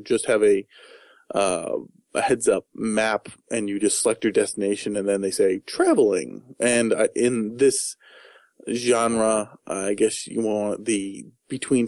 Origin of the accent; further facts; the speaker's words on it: United States; I'm American